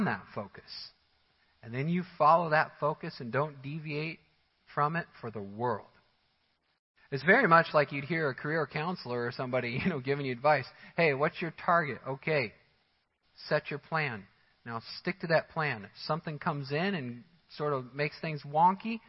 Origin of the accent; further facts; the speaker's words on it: Missouri, United States; moved away; I come from the Missouri area